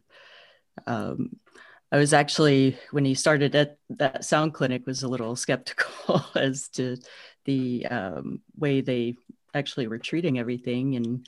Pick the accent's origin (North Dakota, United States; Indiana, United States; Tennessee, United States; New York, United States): Tennessee, United States; so I grew up in Eastern Tennessee and spent a lot of time outdoors there with family